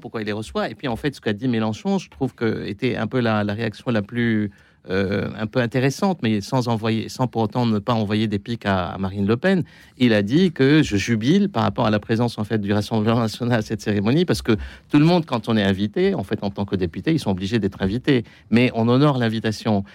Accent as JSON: {"language": "French", "country": "Lebanon", "said": "moi, en tant que Libanais"}